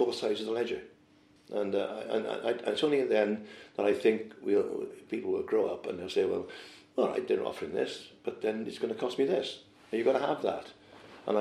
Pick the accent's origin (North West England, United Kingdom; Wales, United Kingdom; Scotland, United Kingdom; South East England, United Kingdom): Wales, United Kingdom; where I came from, you know. Because I'm thoroughly Welsh